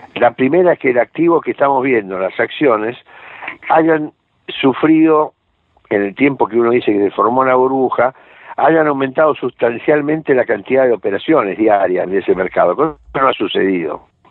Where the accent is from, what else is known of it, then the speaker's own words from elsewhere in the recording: Argentina; yo soy argentino